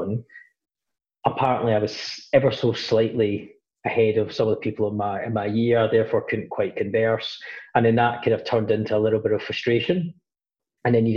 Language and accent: English; Glasgow, Scotland, United Kingdom; I grew up in, relatively working class family in Glasgow, up in Scotland, I spent most of my life up there.